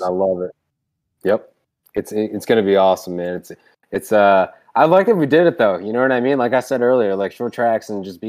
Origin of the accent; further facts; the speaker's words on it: North Carolina, United States; So I'm from North Carolina, so I have like 47 teams.